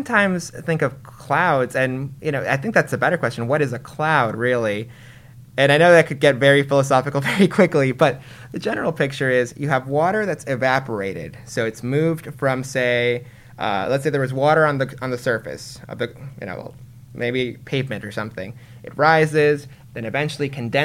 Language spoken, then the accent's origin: English; Chicago, Illinois, United States; now in San Francisco, United States; I grew up in Chicago